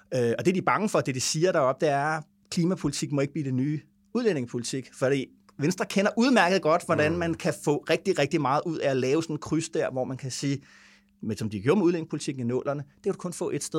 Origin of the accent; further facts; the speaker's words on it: Vordingborg, Zealand, Denmark; moved away; vi nede i Vordingborg, hvor jeg kommer fra